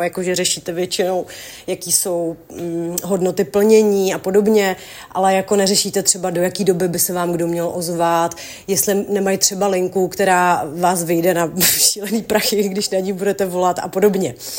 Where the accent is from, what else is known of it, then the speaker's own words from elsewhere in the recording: Czechia; u nás v Čechách